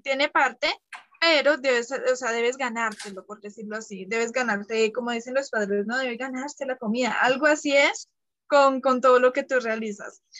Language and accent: Spanish; Colombia; yo soy de Colombia también